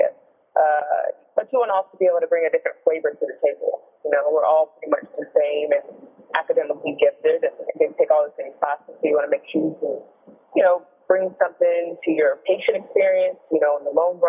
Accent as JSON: {"language": "English", "region": "North Carolina", "country": "United States", "tie": "born or raised there", "also_born_or_lived": "Chicago", "said": "I am from North Carolina, North Carolina native."}